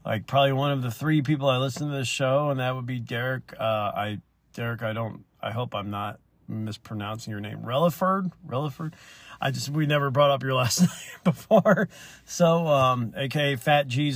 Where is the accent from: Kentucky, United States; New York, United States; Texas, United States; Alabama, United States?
Alabama, United States; I'm from the South. I'm from Alabama